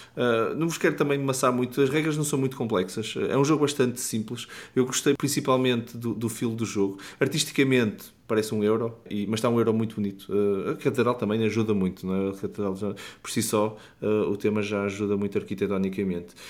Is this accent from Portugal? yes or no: yes; Porto, Norte, Portugal; no Porto, minha cidade natal